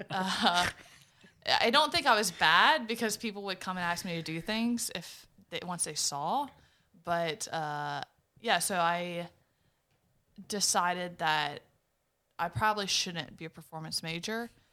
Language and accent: English; Berwick, Louisiana, United States; also born or lived in Morgan City; I grew up in Berwick.